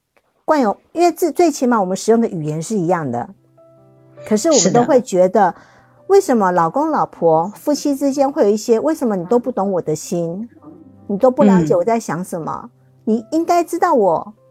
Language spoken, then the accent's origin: Chinese; Taiwan; 我是来自台湾的小姐姐